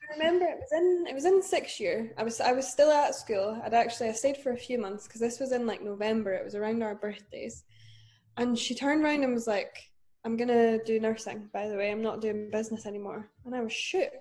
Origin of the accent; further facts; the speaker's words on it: Dunfermline, Scotland, United Kingdom; now in Glasgow, United Kingdom; I am from Scotland. I'm from Dunfermline originally, but I currently live in Glasgow